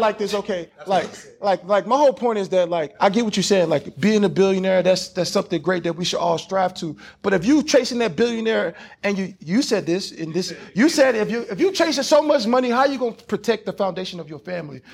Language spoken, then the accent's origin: English; Louisiana, Houston, Texas, the South, United States; accent: Southern; I'm not from LA. I'm from Louisiana, Houston, Texas